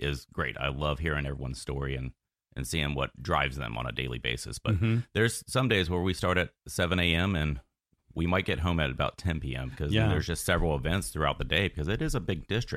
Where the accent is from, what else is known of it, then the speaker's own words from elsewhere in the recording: Sanford, Florida, United States; growing up in Seminole County